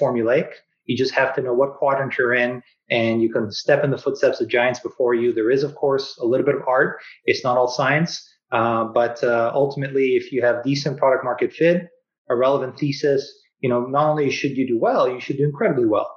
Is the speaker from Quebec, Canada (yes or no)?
no; Vancouver, British Columbia, Canada; also born or lived in Kelowna; I was born and raised in Vancouver.